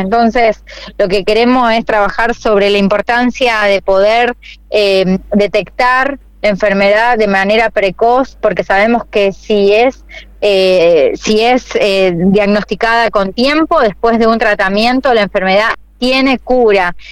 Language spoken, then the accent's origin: Spanish; Santa Fe, Argentina; yo nací, me crié y, y, realmente viví en esta ciudad siempre y quiero morir en la ciudad de Santa Fe